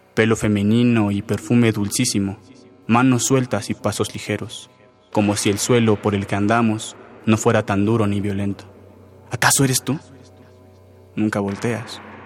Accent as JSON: {"language": "Spanish", "town": "Coacalco", "region": "State of Mexico", "country": "Mexico", "said": "soy de Coacalco, del Estado de México"}